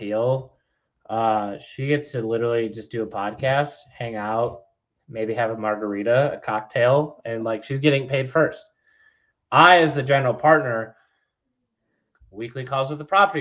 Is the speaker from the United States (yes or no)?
yes; Detroit, Michigan, United States; moved away; I'm from Detroit.